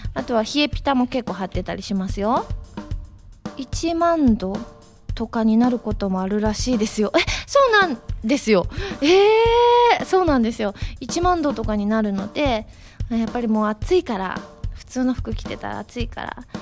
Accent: Osaka, Japan; 東京と地元の大阪2か所

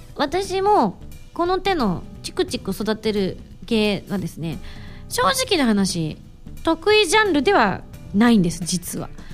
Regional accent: Yamaguchi, Japan; moved away; 私の地元も山口

